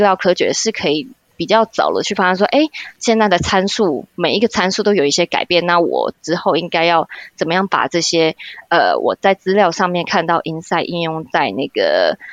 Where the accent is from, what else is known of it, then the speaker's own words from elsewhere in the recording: Taiwan; moved away as an adult; now in Brussels, Belgium; 我其实就是也是在台湾读书啊长大，然后先工作